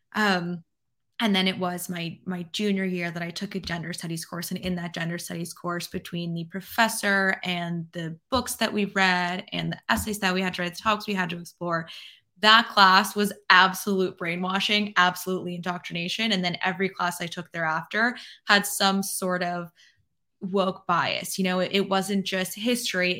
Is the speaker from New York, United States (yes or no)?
yes; New York City, New York, United States; now in Florida, United States; I'm from New York City